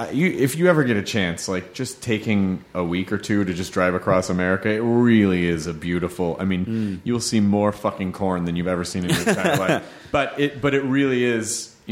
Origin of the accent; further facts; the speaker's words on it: United States; I've always as an American, being able to go over and seeing like really, really, really old things